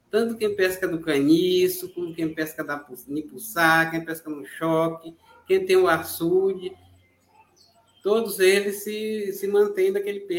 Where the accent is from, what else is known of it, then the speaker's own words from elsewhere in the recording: Brazil; Eu sou do Quilombo Santa Helena, território Mongibelo.